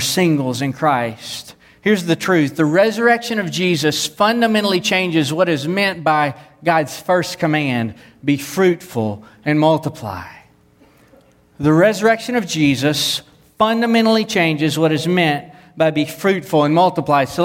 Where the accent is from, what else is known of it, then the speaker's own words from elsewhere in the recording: the Bible Belt, United States; I grew up in the Bible Belt. I minister in the Bible Belt